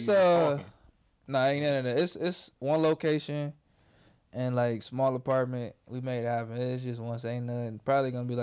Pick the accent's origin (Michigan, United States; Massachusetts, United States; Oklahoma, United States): Michigan, United States; Detroit; also born or lived in Inkster, Michigan; I mean, I'm from Southwest. I moved in sixth grade Okay, okay. I was I'm on like Spring Wells Vanderbilt, but I moved sixth grade to second at MLK. Stayed down there till I graduated. Shit went to Wayne. Then I moved my pops. You know, I'm from I'm from I say Detroit.